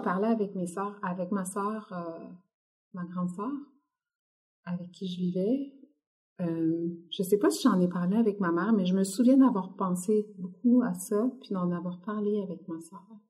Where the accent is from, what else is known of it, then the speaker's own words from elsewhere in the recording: Quebec City, Quebec, Canada; moved away as an adult; also born or lived in Lévis; now in Montreal, Canada; j'ai grandi à Québec. J'y suis arrivée quand j'avais trois mois.